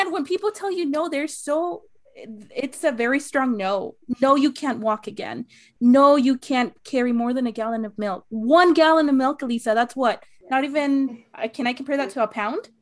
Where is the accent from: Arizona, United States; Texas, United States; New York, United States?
Arizona, United States; I'm from Arizona